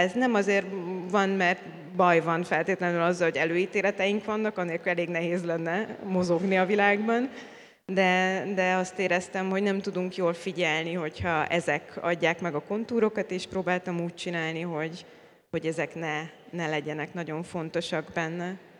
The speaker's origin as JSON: {"language": "Hungarian", "country": "Hungary", "said": "magyar vagyok, és a rendszerváltás pillanatában kezdtem el élni"}